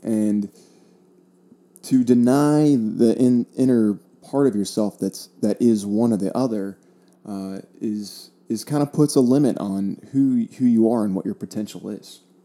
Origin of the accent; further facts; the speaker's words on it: South Florida, United States; I grew up in South Florida